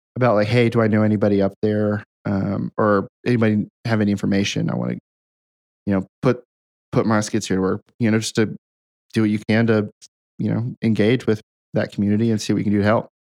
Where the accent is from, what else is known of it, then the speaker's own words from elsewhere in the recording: Hamilton, Ohio, United States; moved away; my hometown of Hamilton, Ohio